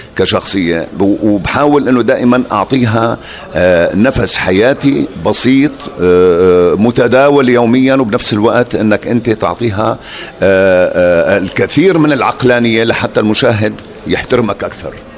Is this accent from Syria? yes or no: yes; Damascus, Damascus Governorate, Syria; also born or lived in Southern Syria, village between Daraa and Suwayda; انا طفولتي كلها في دمشق